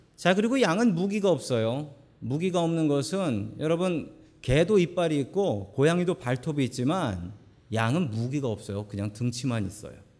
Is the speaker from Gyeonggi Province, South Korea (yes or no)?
no; Seoul, South Korea; 저는 서울 사람입니다